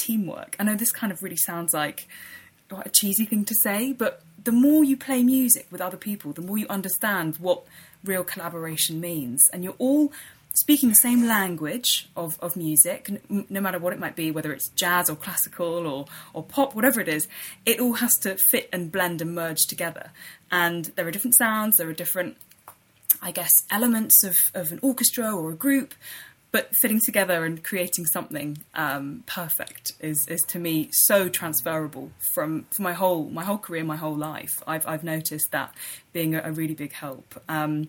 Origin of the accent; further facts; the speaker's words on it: London, United Kingdom; also born or lived in Leicester; I was brought up in London, born and bred, in North London in Highbury